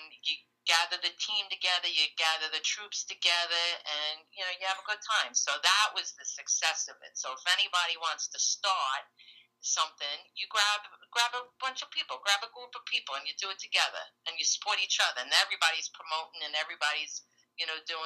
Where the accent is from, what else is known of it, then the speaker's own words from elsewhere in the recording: New York City, New York, United States; I'm from Brooklyn